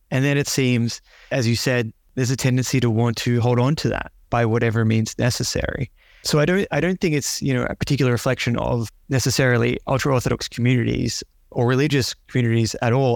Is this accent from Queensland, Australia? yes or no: no; Melbourne, Victoria, Australia; also born or lived in Canberra; growing up in Melbourne